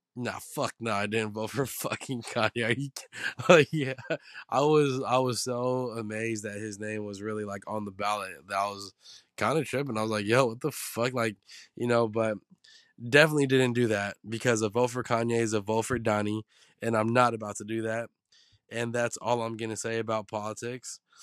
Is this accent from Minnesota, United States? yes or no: no; San Francisco, California, United States; me growing up in the Baby Hunters point